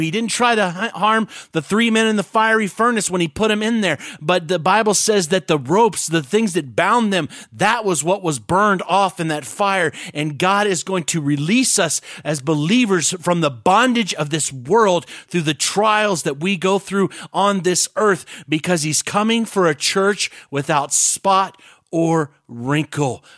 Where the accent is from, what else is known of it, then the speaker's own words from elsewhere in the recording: United States; I love being American